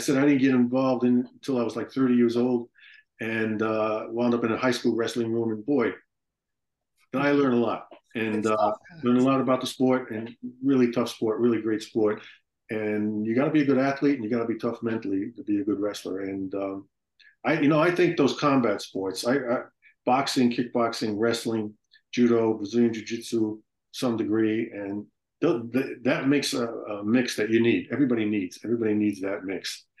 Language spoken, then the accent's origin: English; New York City, New York, United States; I grew up in Brooklyn.